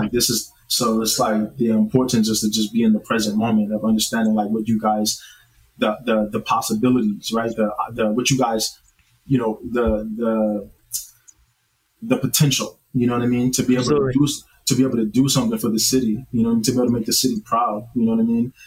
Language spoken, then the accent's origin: English; North Highlands, California, United States; I grew up in North Highlands, California